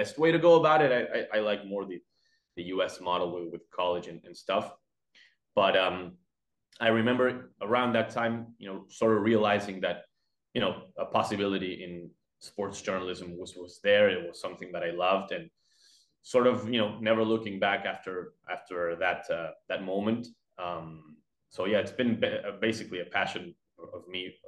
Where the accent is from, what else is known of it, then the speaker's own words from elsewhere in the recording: Buenos Aires, Argentina; English is a second language; I live and I was born and bred in Buenos Aires here in Argentina